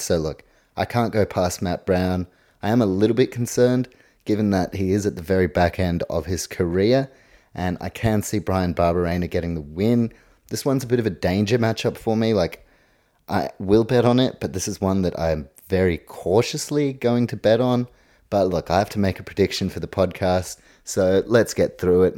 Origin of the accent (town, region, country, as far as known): New Zealand